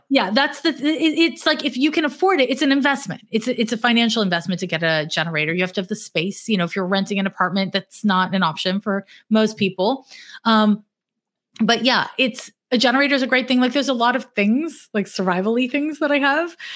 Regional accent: Montreal, Quebec, Canada; now in United States; I'm from Montreal, Quebec, which is north of Vermont

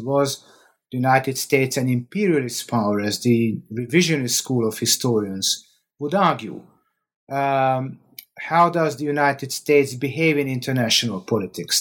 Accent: Hungary; I'm from Hungary

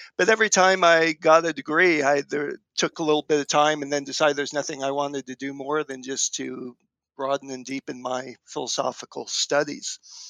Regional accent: Berkeley, California, United States; I was born and raised around Berkeley, Northern California, in the East Bay.

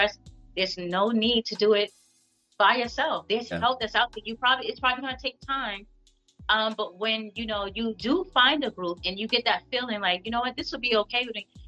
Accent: New York City, New York, United States; growing up in Harlem, I've always been around entrepreneurs

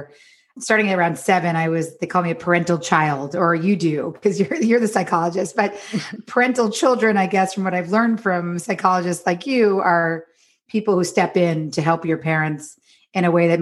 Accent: New York, United States; moved away as an adult; now in Los Angeles, United States; I'm from New York, but I live in Los Angeles now

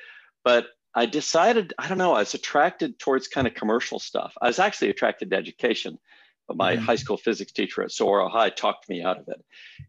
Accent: Scottsdale, Arizona, United States; Yeah, I grew up out in North Scottsdale, but you got to imagine North Scottsdale in 1957.

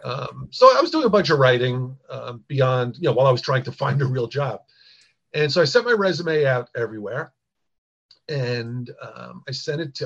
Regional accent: Long Island, New York, United States; I grew up on Long Island

